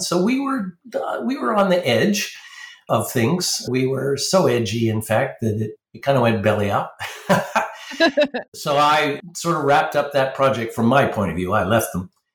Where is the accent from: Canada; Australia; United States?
Canada; New Brunswick; grew up in New Brunswick, which is the second most French province.